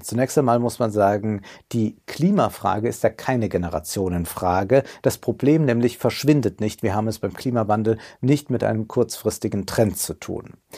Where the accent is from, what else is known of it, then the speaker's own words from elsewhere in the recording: Rhineland, Germany; als Rheinländer